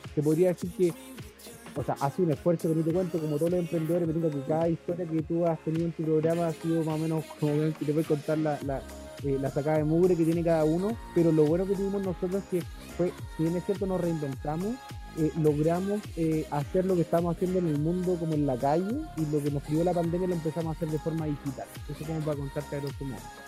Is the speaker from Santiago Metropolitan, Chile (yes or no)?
no; Temuco, Araucanía, Chile; now in Caburga, Chile; yo soy de Temuco